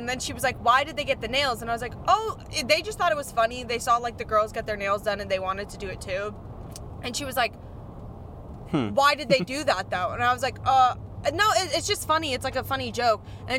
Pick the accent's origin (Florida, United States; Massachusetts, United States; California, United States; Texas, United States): Florida, United States; Miami; I'm from Miami.